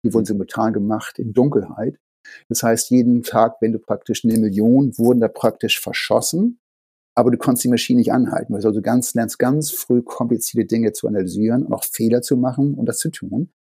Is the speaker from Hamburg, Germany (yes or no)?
yes; Hamburg, Germany; moved away as an adult; now in Boston, United States; Ich bin in Hamburg aufgewachsen, aber äh, Boston ist Heimat